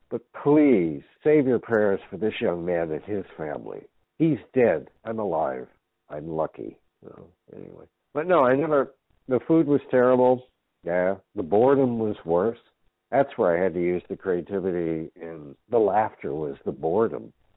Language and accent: English; United States; I am an American.